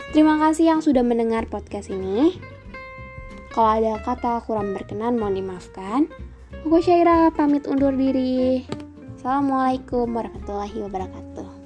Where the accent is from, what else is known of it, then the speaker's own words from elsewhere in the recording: Depok, West Java, Indonesia; asal aku dari kota Depok.